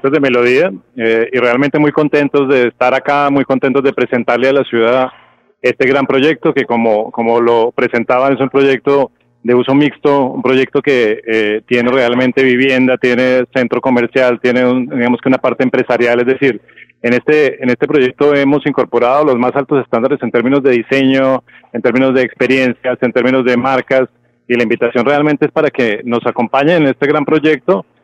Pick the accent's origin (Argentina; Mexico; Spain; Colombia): Colombia; Bogotá; A ver, eh, yo soy de Bogotá, pero